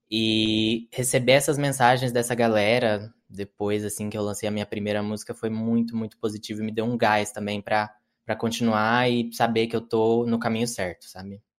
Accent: Franca, São Paulo, Brazil; now in São Paulo, Brazil; Sou do interior, né, de Franca, e lá, assim, eu tinha contato com o sertanejo e com música pop gringa

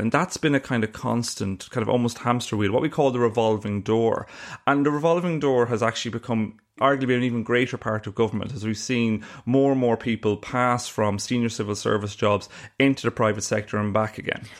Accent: Ireland; accent: Irish; you can tell from my accent I'm Irish

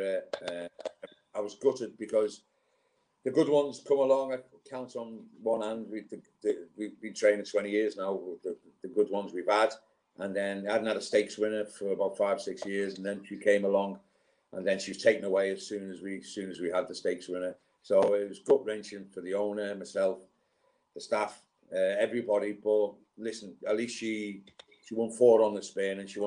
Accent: Liverpool, North West England, United Kingdom; also born or lived in Newcastle / Portsmouth; now in Newmarket, United Kingdom; growing up in Liverpool in the 70s

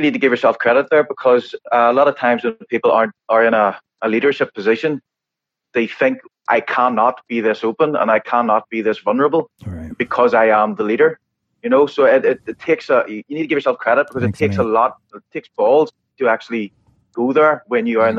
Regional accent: Northern Ireland, United Kingdom; raised in the Church of the Nazarene, which is an American church, but in Northern Ireland, obviously.

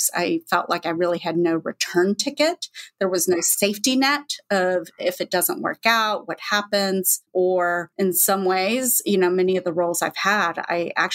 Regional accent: Texas, United States; moved away; also born or lived in Manhattan, New York / China; I'm also from Texas

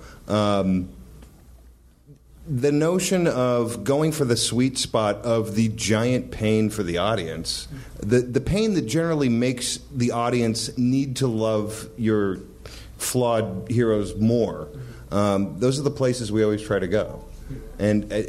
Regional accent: Whittier, California, United States; I grew up in Whittier

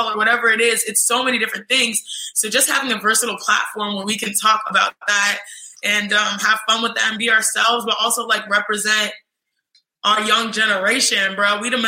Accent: United States; also born or lived in Nigeria; I am Nigerian, American

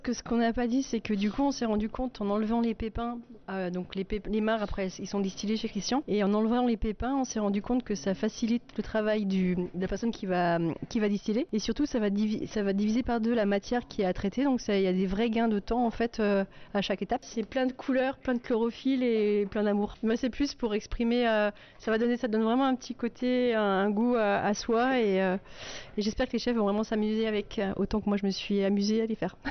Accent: Munster valley, Soultzeren, Grand Est, France; moi, je viens, de, je viens de la vallée de Munster, je viens de Souzarène.

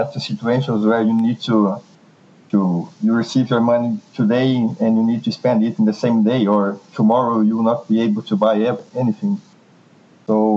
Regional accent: Brazil; first language Portuguese; English is a second language; moved away; I'm Brazilian

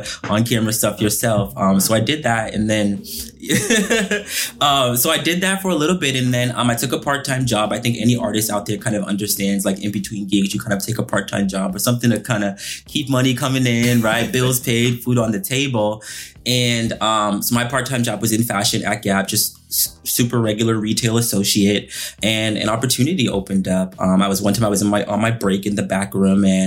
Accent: Boston, Massachusetts, United States; now in Los Angeles, United States; I was born and raised in Boston, Massachusetts

